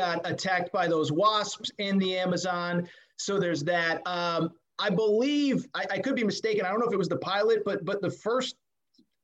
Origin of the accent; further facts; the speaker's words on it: East Coast, United States; I'm from the East Coast